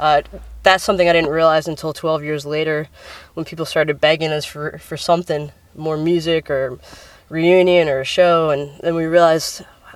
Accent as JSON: {"language": "English", "region": "Central New Jersey", "country": "United States", "tie": "born or raised there", "moved": "as an adult", "lives_now": "Philadelphia, United States", "said": "I was born in New Jersey, 1979. Grew up in New Jersey."}